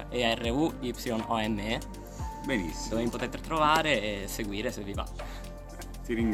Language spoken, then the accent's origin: Italian; Pescara, Abruzzo, Italy; moved away as an adult; also born or lived in Rome, Italy; now in Turin, Italy; sono nato e cresciuto a Pescara